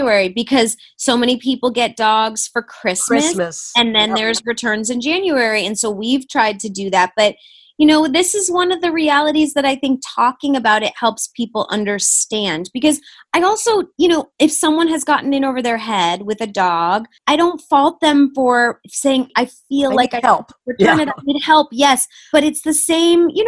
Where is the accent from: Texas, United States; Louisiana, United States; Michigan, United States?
Michigan, United States; moved away; also born or lived in Huntington Woods, Michigan; we're both from Michigan